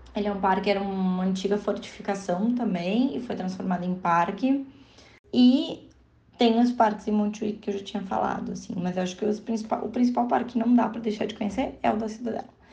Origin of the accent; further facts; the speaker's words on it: Rio Grande do Sul, Brazil; now in Barcelona, Spain; quando a gente diz que a gente é gaúcho